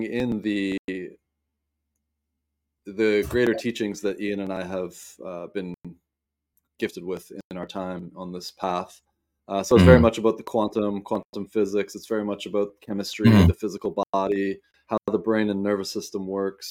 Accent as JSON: {"language": "English", "area": "south of Vancouver", "region": "southwest British Columbia", "country": "Canada", "tie": "born or raised there", "said": "I grew up in the southwest corner of British Columbia, down just south of Vancouver."}